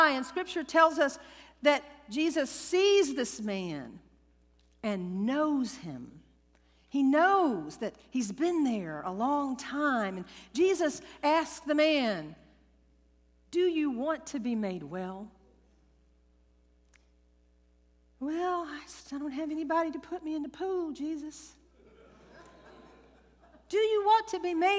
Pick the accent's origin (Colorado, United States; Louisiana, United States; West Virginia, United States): Louisiana, United States; I was raised Southern Baptist in Louisiana